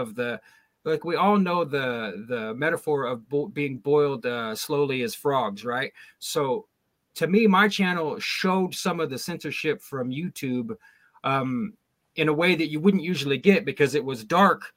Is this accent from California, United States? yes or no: yes; Sacramento Valley, California, United States; moved away; I was raised in the Sacramento Valley, but we moved out of there a long, long time ago.